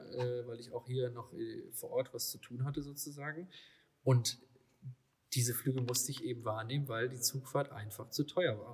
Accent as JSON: {"language": "German", "area": "Lower Rhine area", "region": "North Rhine-Westphalia", "country": "Germany", "said": "wir kommen ja beide hier aus der Niederrhein-Ecke"}